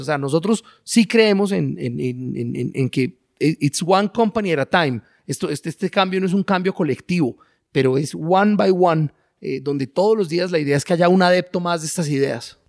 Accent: Colombia

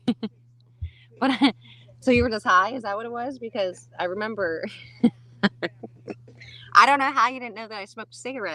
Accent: New Jersey, United States; moved away; Jersey. Both of us.

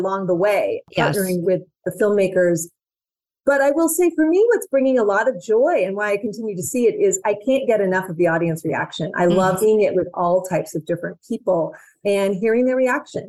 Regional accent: San Francisco, California, United States; I grew up in Northern California in San Francisco

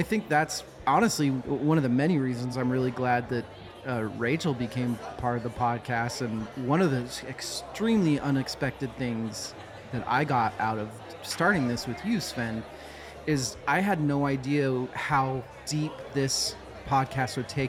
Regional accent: Boise, Idaho, United States; I grew up in Boise, Idaho.

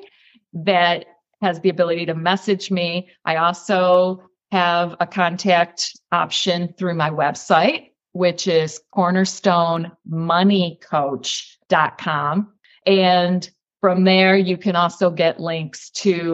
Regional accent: New York, United States; now in Florida, United States; I hail from New York State. Now I'm located physically in Florida

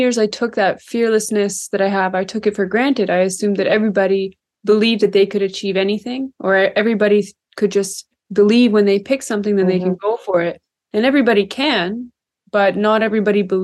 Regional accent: north of Kingston, Ontario, Canada; I'm originally from Lake Ontario, which is the Great Lakes region on the Canadian side. So I'm from north of Kingston, Ontario. And I grew up really just outside

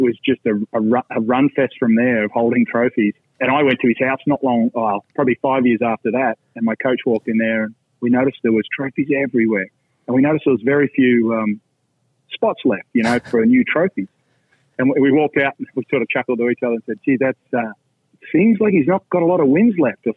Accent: Australia; moved away as an adult; now in Orlando, United States; when I came from Australia, from a small club that costs about $300 a year US

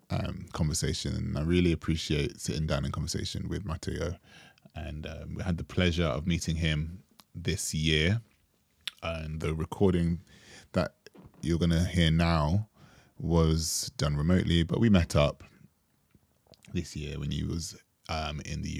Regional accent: Jamaica; And we bonded over being Jamaican.

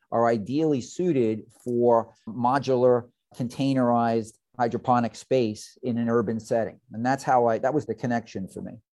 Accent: New York City, New York, United States; now in Fort Lauderdale, United States; Originally from the Red Hook section of Brooklyn

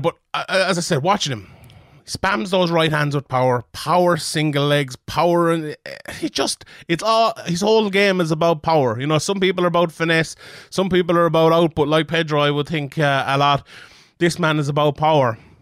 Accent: Ireland; as an Irishman

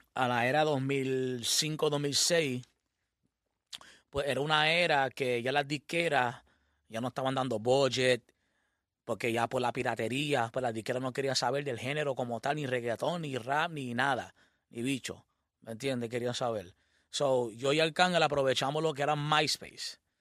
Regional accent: Puerto Rico

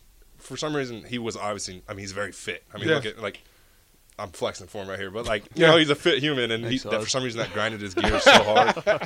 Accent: Nebraska, United States; I'm a home state kid.

